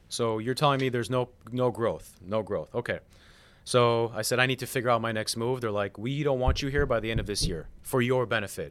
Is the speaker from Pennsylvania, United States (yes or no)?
no; Chicago, Illinois, United States; moved away as an adult; now in Florida, United States; I'm from Chicago. I moved to Florida two years ago.